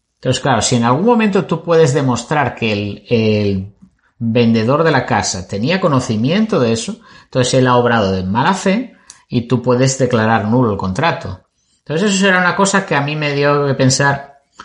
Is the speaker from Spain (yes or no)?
yes; Spain; somos de España.